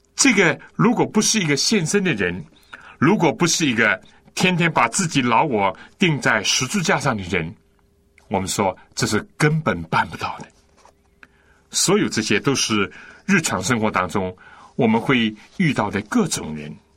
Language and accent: Chinese; China; 我们中国人不是有孔融让梨，这是一个加于胡侠的故事吗？我从小就听过这故事